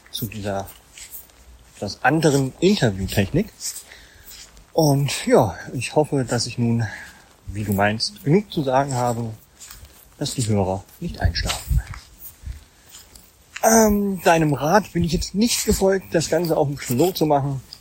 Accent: Thuringia, Germany; born there; Baujahr 1981, geboren in Thüringen. Ja, als ja in einer etwas größeren Familie.

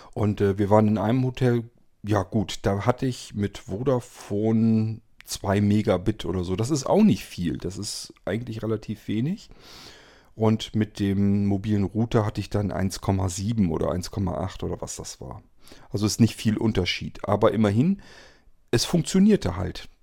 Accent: Germany; hier bei uns in Deutschland

